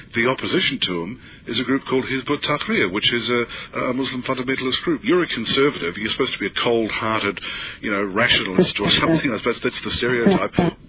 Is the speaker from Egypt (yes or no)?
no; New Zealand; Now, I'm actually from New Zealand